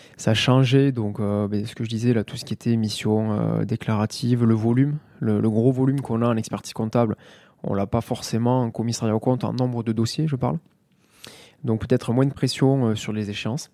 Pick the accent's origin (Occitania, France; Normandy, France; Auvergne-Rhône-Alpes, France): Occitania, France; Mazamet; also born or lived in Toulouse; je suis originaire de Mazamet dans le Tarn, né en 88